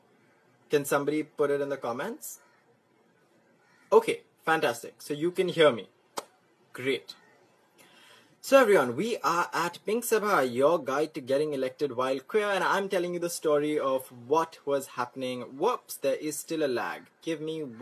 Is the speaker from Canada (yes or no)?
no; Mumbai, Maharashtra, India; when I was growing up in Bombay